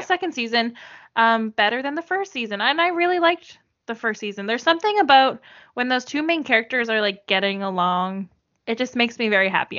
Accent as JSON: {"language": "English", "country": "Canada", "accent": "Canadian", "said": "my horrible Canadian accent"}